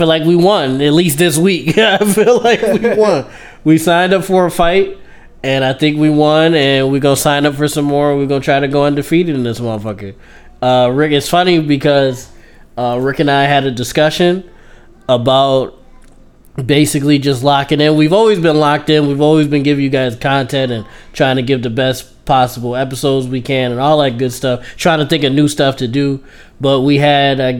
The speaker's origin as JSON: {"language": "English", "town": "Buffalo", "region": "New York", "country": "United States", "said": "we Buffalo kids"}